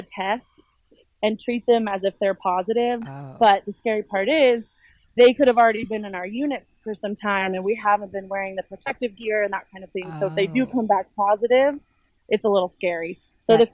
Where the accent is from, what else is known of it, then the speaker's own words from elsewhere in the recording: Casper, Wyoming, United States; now in Houston, United States; I was born in Casper, Wyoming.